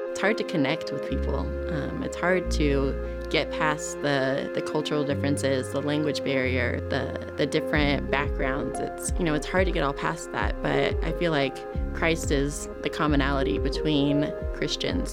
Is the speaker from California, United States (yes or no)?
yes; California, United States; moved away as an adult; now in Ghana; I was born and raised in California, but now I live in Ghana, West Africa